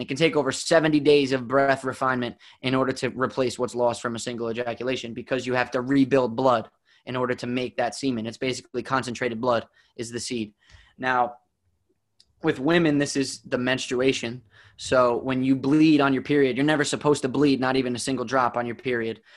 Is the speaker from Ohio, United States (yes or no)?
no; New Jersey, United States; I grew up in New Jersey